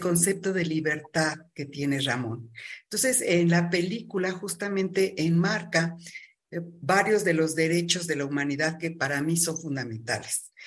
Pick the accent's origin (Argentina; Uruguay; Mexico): Mexico; la mexicana, que es un sincretismo. Eh, nuestros pueblos originarios hablaban del politeísmo